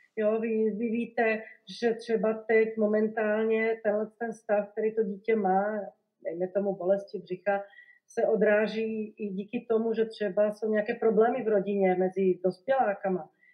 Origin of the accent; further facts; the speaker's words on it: Košice, Košice Region, Slovakia; Czech is a second language; moved away as an adult; now in Prague, Czech Republic; Já vlastně nejsem Čech, já jsem rodilá Slovenka a jsem z Košic eh, na východním Slovensku. Je to teda druhé největší město na Slovensku. A tam jsem vlastně prožila celé dětství, mládí, Gimpl